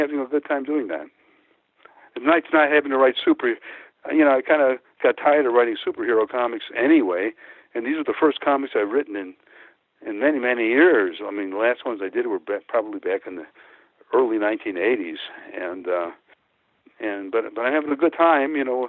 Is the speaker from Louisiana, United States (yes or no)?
no; Pecos, Texas, United States; born there; Because I was born in Pecos. That's where that name comes from, Pecos, Texas.